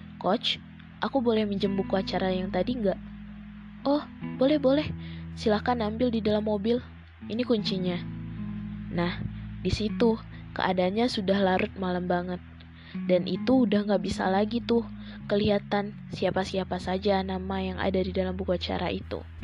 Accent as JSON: {"language": "Indonesian", "town": "Bukittinggi", "region": "West Sumatra", "country": "Indonesia", "said": "Aku dari Bukit Tinggi"}